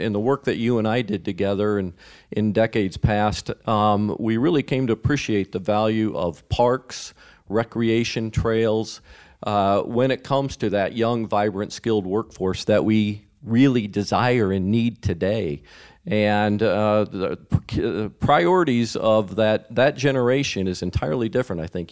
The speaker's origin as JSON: {"language": "English", "town": "Mason City", "region": "Iowa", "country": "United States", "tie": "born or raised there", "lives_now": "Sioux City, United States", "said": "I grew up Mason City, Iowa, in my dad's family grocery store"}